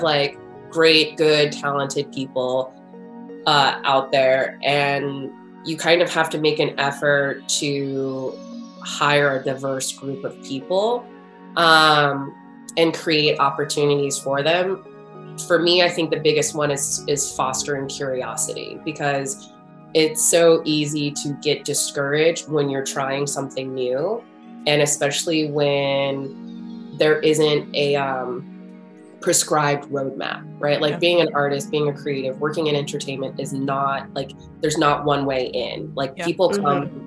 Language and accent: English; United States; I grew up in America